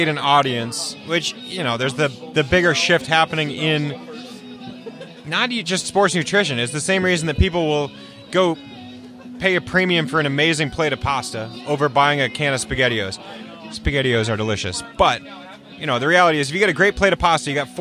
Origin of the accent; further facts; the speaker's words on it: New England, United States; also born or lived in California; now in Vermont, United States; I'm from New England